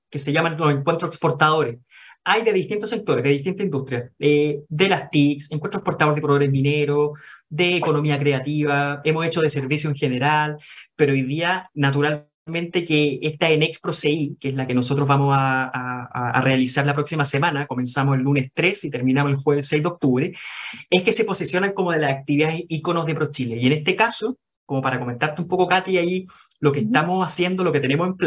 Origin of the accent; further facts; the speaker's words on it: Chile; ¿Son de Estados Unidos? No, somos chilenos.